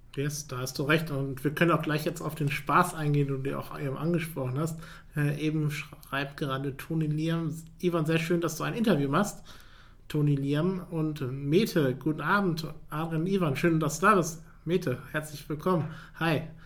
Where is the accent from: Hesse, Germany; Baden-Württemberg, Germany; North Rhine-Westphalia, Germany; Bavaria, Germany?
North Rhine-Westphalia, Germany; Paderborn; Ich komme aus Paderborn